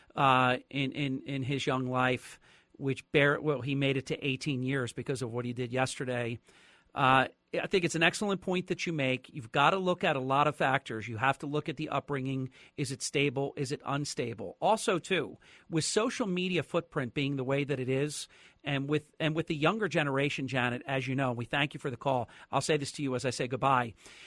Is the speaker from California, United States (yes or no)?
no; New Jersey, United States; my home state of New Jersey